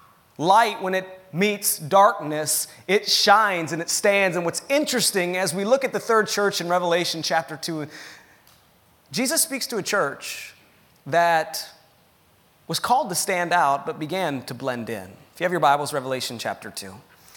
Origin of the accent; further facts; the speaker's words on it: Pennsylvania, United States; growing up in Pennsylvania